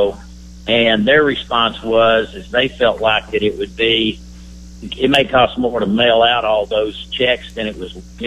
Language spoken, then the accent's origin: English; San Angelo, Texas, United States; my hometown, San Angelo, Texas.